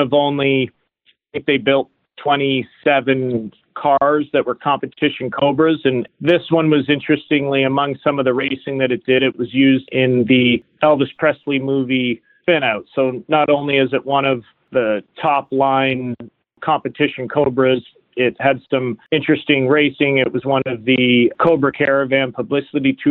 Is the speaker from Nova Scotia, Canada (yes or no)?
no; Chatham, Ontario, Canada; I'm born and raised in Chatham, Ontario, which is where the company was founded